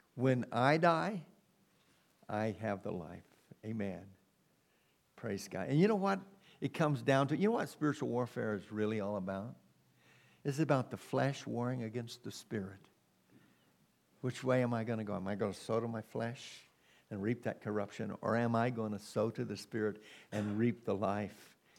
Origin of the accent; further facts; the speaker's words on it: United States; we've been born and bred in America